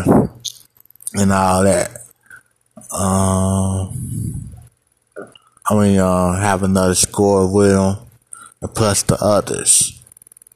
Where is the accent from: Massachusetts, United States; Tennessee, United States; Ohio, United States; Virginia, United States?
Ohio, United States; Cincinnati; I'm from Cincinnati